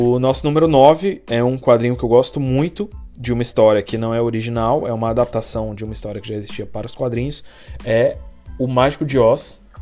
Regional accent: Brazil; moved away; sou do Brasil

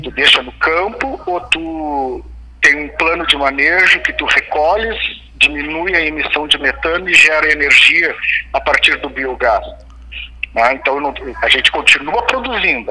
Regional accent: Pelotas, Rio Grande do Sul, Brazil; moved away; é sempre bom voltar à minha, à minha terra

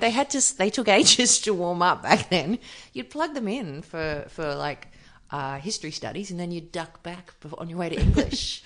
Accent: Byron Bay, New South Wales, Australia; I grew up just outside of Byron

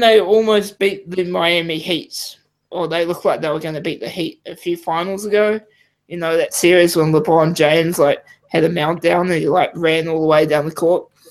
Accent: New Zealand; I'm a Kiwi

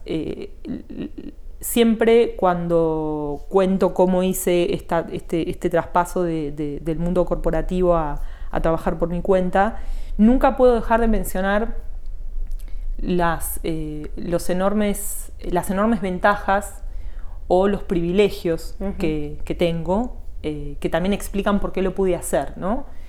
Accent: Morón, Buenos Aires Province, Argentina; now in Olivos, Argentina; yo nací en Morón

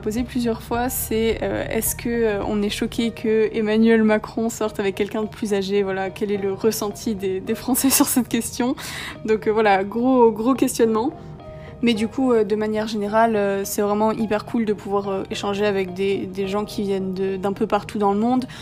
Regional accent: Bastia, Corsica, France; moved away as an adult; also born or lived in Menton; now in Jerusalem, Israel; j'ai grandi à Bastia euh, près de en Haute-Corse

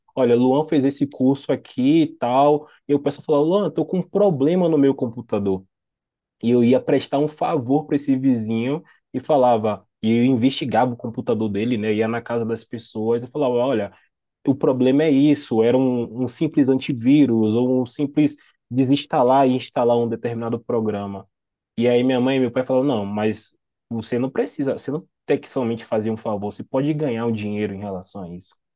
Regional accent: Salvador, Bahia, Brazil; sou natural de Salvador, Bahia, mas eu sempre falo que eu sou de Itapuã, porque é um bairro

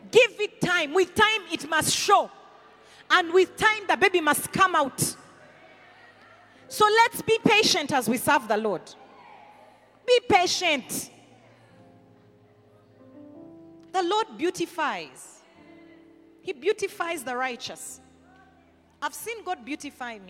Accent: the West, Western Region, Uganda; I'm from the West, as in so what? I don't identify by my tribe.

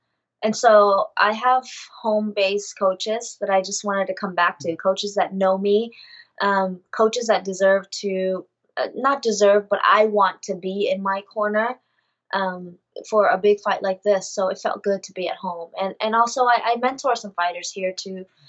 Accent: Vietnam; my home country.

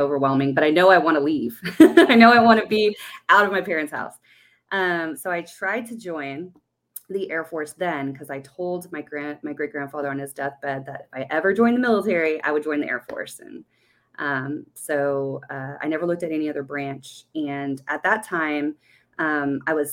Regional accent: Bastrop, Texas, United States; also born or lived in Guam; I was raised in Texas, Bastrop, Texas

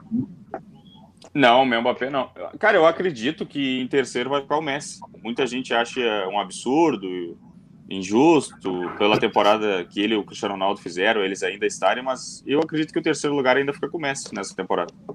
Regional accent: Brazil; a gente é brasileiro

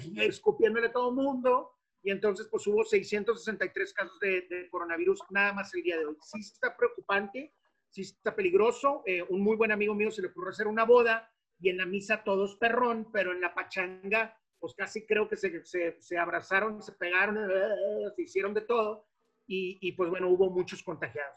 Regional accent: Monterrey, Nuevo León, Mexico; soy de Monterrey, Nuevo León

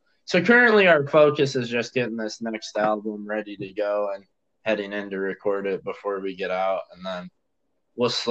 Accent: Illinois, United States; also born or lived in Madison, Wisconsin; now in Austin, United States; I grew up in Illinois and then lived in Madison for a while, and now I'm down here close to Austin, Texas.

